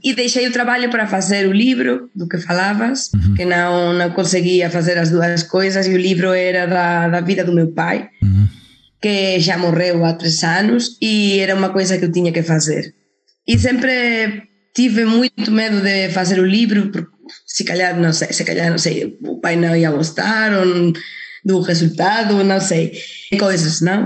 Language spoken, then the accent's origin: Portuguese; Salamanca, Castile and León, Spain; accent: Spanish; Portuguese is a second language; moved away as an adult; also born or lived in Madrid; now in Portugal; yo estaba en Salamanca, na minha terra